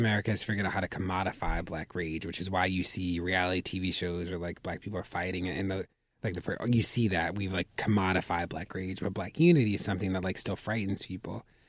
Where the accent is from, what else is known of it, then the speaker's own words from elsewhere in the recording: Baltimore, Maryland, United States; Then I went back to Baltimore, opened up an academic enrichment center for middle grade